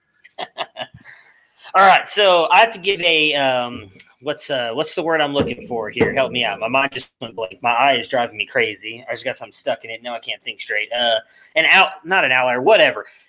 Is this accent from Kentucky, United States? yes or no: no; Texas, United States; being from Texas